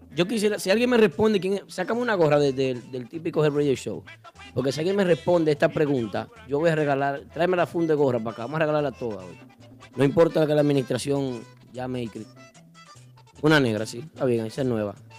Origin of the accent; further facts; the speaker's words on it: Dominican Republic; nosotros como dominicanos